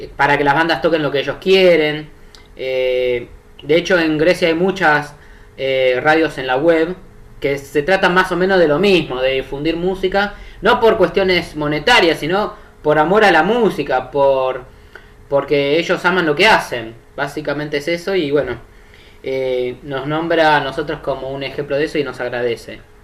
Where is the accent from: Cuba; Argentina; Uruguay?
Argentina; yo soy de Argentina